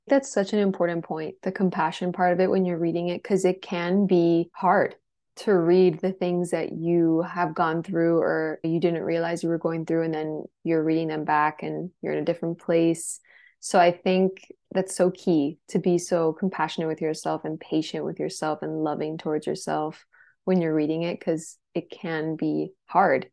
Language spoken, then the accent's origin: English; Miami, Florida, United States; born or raised there; moved away as an adult; also born or lived in Los Angeles